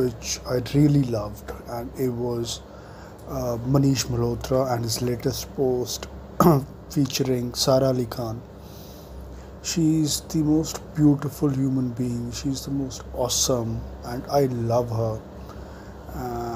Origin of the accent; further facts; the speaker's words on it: New Delhi, Delhi, India; I grew up in South Delhi